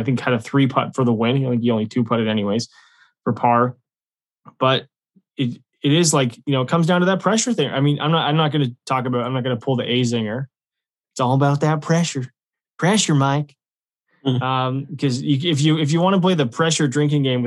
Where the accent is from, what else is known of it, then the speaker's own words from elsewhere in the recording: Canada; we are obviously Canadian golfers